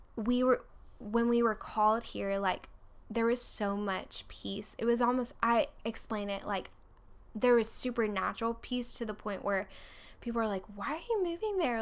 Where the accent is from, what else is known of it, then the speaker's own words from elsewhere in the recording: Orlando, Florida, United States; moved away as an adult; also born or lived in Texas / Virginia; now in Birmingham, United States; I'm originally from Orlando, Florida, and then, um, went to Virginia to go to school